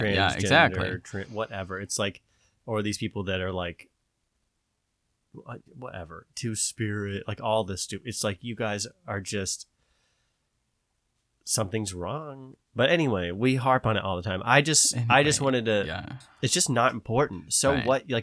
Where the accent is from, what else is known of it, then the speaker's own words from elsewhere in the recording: the South, United States; I'm from the South, so our teachers often have a Southern accent.